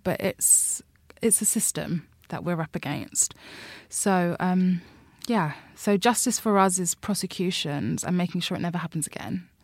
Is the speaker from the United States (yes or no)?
no; London, United Kingdom; I'm from Labbet Grove. I've grown up in Labbet Grove my whole life.